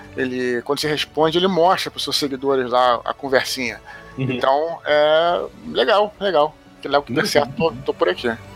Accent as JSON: {"language": "Portuguese", "region": "Rio de Janeiro", "country": "Brazil", "said": "aqui no Rio, é, onde eu moro"}